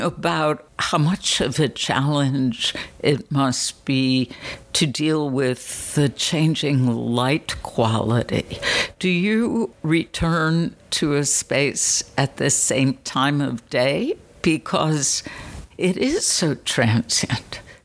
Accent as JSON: {"language": "English", "town": "Chicago", "region": "Illinois", "country": "United States", "tie": "born or raised there", "said": "I grew up in Chicago"}